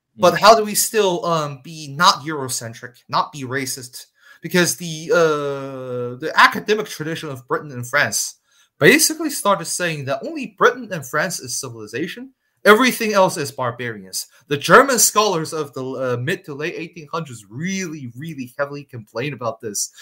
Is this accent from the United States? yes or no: no; Shanghai, China; one of the top universities in China in my hometown Shanghai